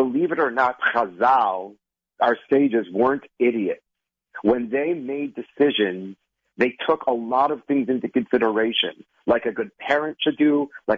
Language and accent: English; Minnesota, United States; you see, I'm from Minnesota. Not from the East Coast, thank God.